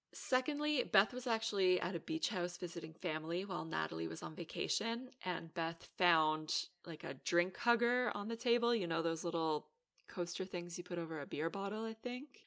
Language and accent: English; Canada; also born or lived in Aruba; now in Netherlands; I'm Canadian born, and then I moved to Aruba. I lived there for two years, and I ultimately ended up in the Netherlands